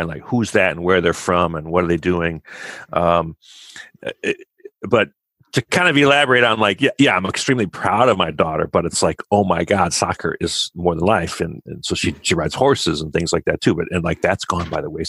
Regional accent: Kenosha, Wisconsin, United States; moved away; Where I grew up in Kenosha, Wisconsin, I'm a total Midwest boy

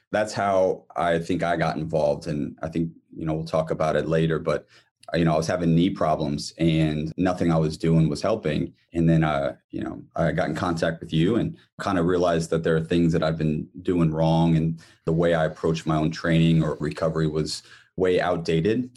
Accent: Columbus, Ohio, United States; moved away as an adult; now in Bloomington, United States; I'm from Columbus, Ohio, born and raised, and then spent probably half my life here in Bloomington now.

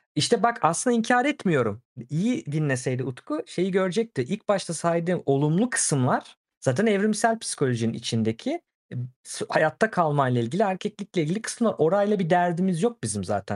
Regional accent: Turkey; ben de Türk'üm

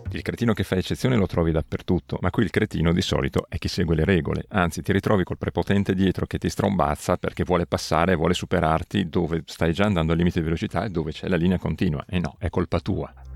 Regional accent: Italy; moved away as an adult; L'Italia è, come già detto, volente o nolente, è anche il mio paese

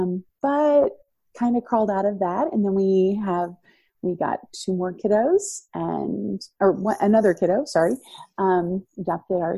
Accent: Florida, United States; moved away as an adult; also born or lived in Boston, Massachusetts / Philippines; now in North Idaho, United States; I was born in Boston, raised in Florida

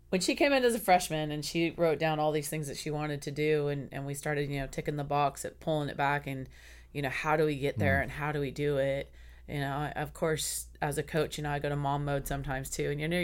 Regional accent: Sacramento, California, United States; I'm from Sacramento.

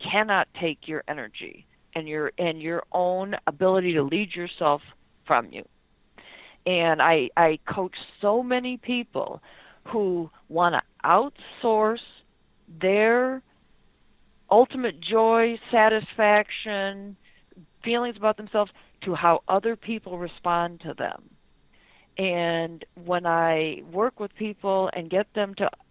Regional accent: Detroit, Michigan, United States; I'm being from Detroit

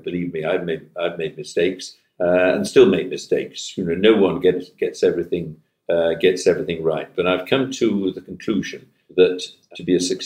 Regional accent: Manchester, North West England, United Kingdom; I hail from Manchester and from the regions

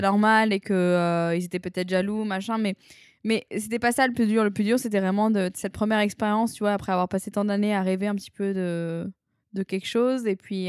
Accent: Arles, Provence-Alpes-Côte d'Azur, France; moved away as an adult; also born or lived in Tokyo, Japan / New Caledonia / New York, United States; je suis une fille de province, hein, je suis née à Arles, euh, j'ai vécu toute ma vie dans le sud

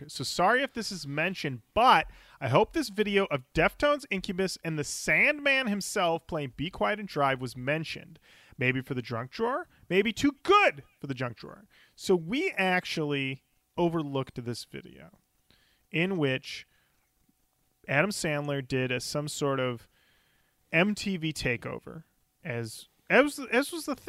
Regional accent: Australia; Also, being Australian, I had no idea Popeye's chicken was a real thing.

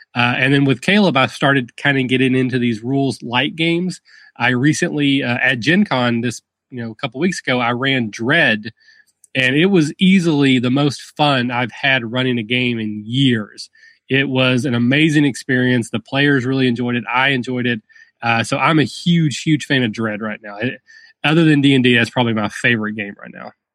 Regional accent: rural Kentucky, United States; accent: Southern; I'm from, I'm from very rural Kentucky. If the accent hasn't given it away, I am from

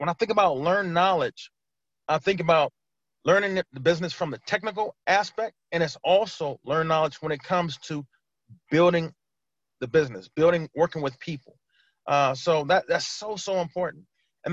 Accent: California, United States; moved away as an adult; now in Maryland, United States; I'm originally from California

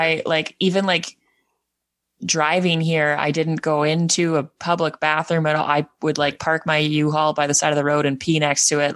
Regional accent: Edmonton, Alberta, Canada; moved away as an adult; also born or lived in New Brunswick; now in Prince Edward Island, Canada; I'm from Edmonton

